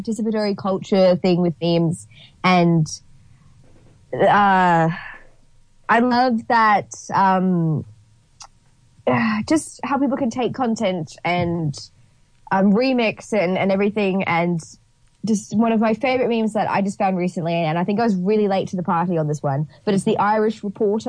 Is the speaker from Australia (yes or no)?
yes; Brisbane, Queensland, Australia; born or raised there